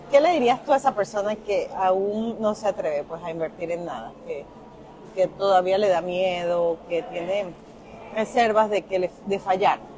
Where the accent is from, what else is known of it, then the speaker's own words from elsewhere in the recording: Dominican Republic; también dominicana y yo que, ok